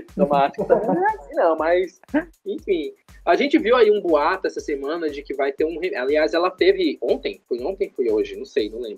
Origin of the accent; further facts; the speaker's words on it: Paraíba, Brazil; eu sou da Paraíba